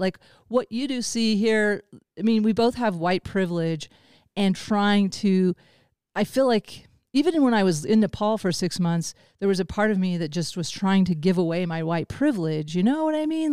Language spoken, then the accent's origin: English; the Ozarks, United States; now in Boulder, United States; I grew up in the Ozarks and I live in Boulder